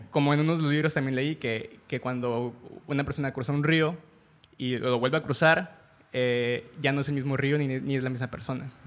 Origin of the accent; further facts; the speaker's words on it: Mexico; los mexicanos